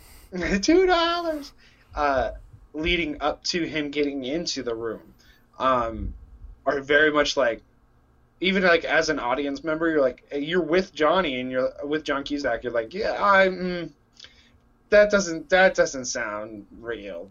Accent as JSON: {"language": "English", "region": "Texas", "country": "United States", "tie": "born or raised there", "moved": "as an adult", "lives_now": "Illinois, United States", "said": "I grew up in Texas"}